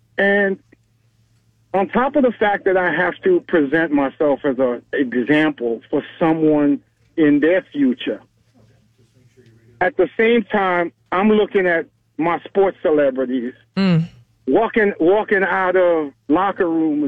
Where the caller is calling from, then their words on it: Pensacola, Florida, United States; I'm calling you from Pensacola, Florida.